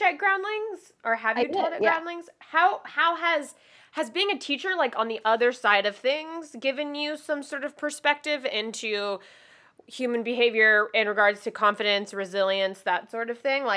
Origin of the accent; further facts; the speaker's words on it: the South, United States; I'm from the South